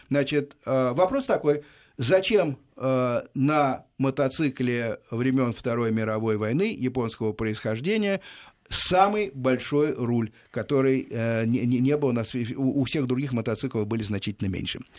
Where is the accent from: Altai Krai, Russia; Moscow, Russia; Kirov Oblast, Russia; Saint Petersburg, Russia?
Kirov Oblast, Russia; Kirov; Нет, я из Кирова.